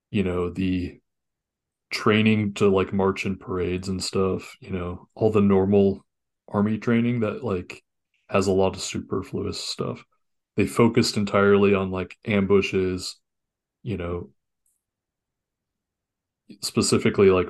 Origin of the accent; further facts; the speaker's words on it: Ireland; You can tell we're both Irish because we didn't finish the books before